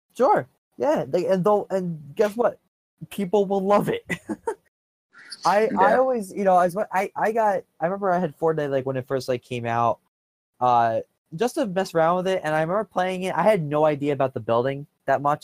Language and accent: English; Philadelphia, Pennsylvania, United States; I'm from the Philadelphia area